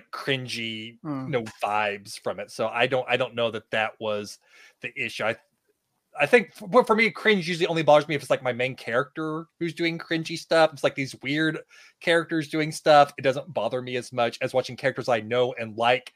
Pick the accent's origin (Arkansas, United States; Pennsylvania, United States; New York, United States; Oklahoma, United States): Oklahoma, United States; small town; growing up in the Bible Belt, small town Oklahoma